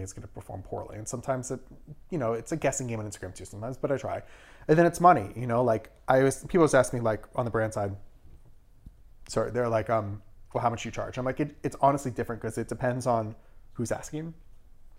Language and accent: English; Irvington, New York, United States; also born or lived in Brooklyn, New York; I was born in Brooklyn, in Park Slope, but I grew up in Westchester. I grew up in Irvington